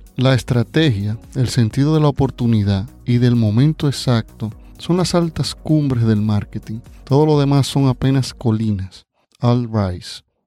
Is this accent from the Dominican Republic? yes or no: yes; Dominican Republic; Aquí en mi país, República Dominicana